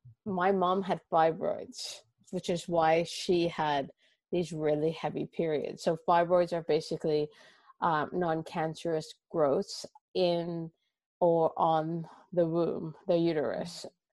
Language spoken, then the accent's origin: English; Toronto, Ontario, Canada; now in London, United Kingdom; Everyone kind of wonders when they hear me, they wonder where I'm from, but I'm from Toronto.